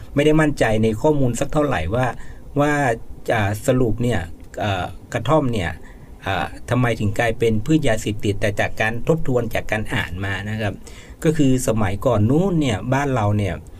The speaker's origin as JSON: {"language": "Thai", "region": "Tak", "country": "Thailand", "tie": "born or raised there", "said": "เดิมเนี่ยก็เป็นคนตากเลยนะครับก็อยู่ตากมาตั้งแต่เกิดก็มีโอกาสย้ายไปแค่ไปเรียนหนังสือ แล้วก็กลับมาทำงานที่บ้านอยู่ตลอดนะครับ"}